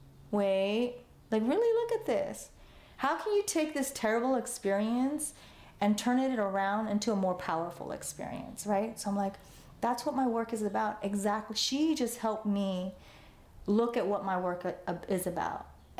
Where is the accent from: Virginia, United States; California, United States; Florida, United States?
California, United States; Los Angeles; also born or lived in Cambodia; And I grew up in Chinatown, you know, that's where I grew up. And I went to school there